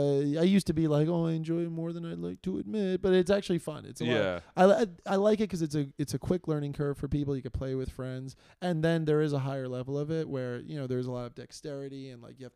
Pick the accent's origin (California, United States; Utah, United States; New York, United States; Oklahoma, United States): New York, United States; New York City; we grew up in Queens together.